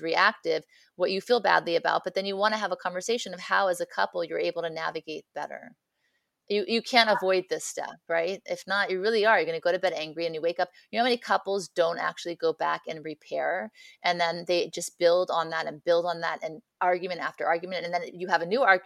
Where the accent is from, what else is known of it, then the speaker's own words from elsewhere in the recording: Beverly Hills, California, United States; I grew up in Beverly Hills